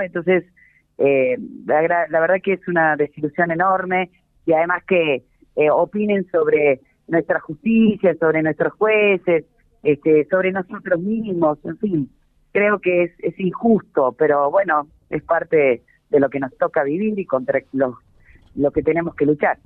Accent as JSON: {"language": "Spanish", "region": "Jujuy", "country": "Argentina", "said": "Jujuy somos todos este, oscuros"}